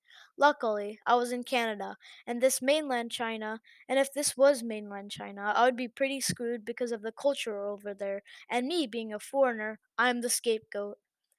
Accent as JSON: {"language": "English", "country": "Thailand", "second_language": "English", "said": "I'm from Thailand. I'll have to include the nationalities for context. I speak English and Thai fluently and a bit of Mandarin Chinese."}